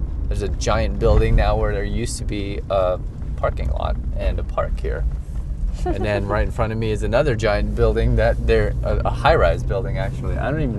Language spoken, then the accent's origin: English; California, United States; now in Denver, United States; because I'm Californian, and I put a the in front of the number.